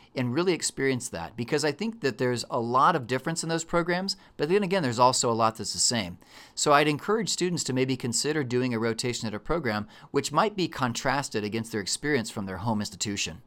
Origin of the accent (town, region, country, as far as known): Texas, United States